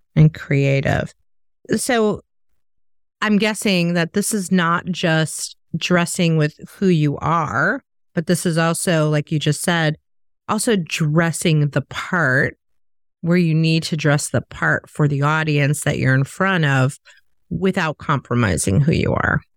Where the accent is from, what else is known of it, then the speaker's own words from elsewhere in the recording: Chicago, Illinois, United States; I'm from Chicago